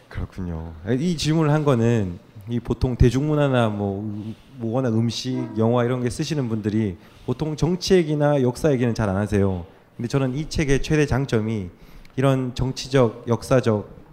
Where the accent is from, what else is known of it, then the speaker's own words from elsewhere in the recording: Busan, South Korea; 저도 부산에서 태어나서